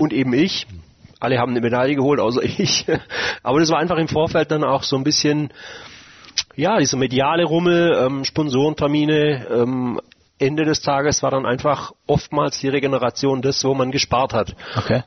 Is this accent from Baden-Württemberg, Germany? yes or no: yes; Mengen, Baden-Württemberg, Germany; meiner Heimatstadt in Mengen